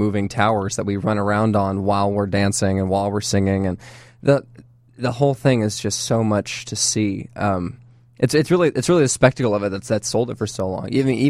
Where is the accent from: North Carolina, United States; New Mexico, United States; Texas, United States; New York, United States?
Texas, United States; Dallas; Yeah, I am from Dallas.